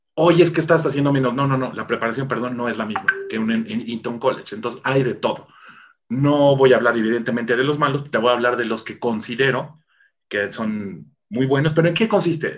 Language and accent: Spanish; Mexico; como típico mexicano farol